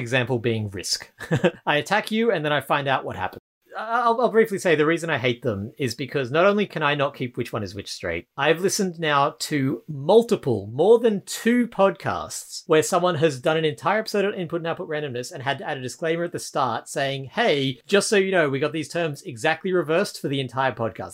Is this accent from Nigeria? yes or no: no; Australia; I'm Australian